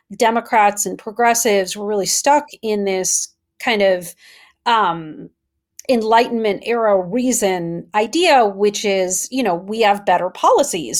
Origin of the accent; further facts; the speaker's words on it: Wisconsin, United States; I'm from Wisconsin